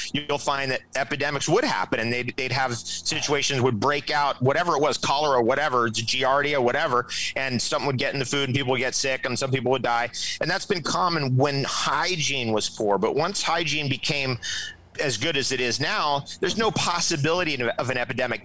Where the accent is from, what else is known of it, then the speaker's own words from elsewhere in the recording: Toms River, New Jersey, United States; I was born in Toms River, New Jersey